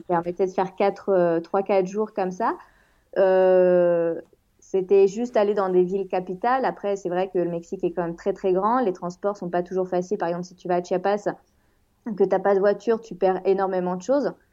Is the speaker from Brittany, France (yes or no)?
yes; Rennes, Brittany, France; moved away as an adult; also born or lived in Toluca / Spain; now in Mexico City, Mexico; je viens de Rennes en France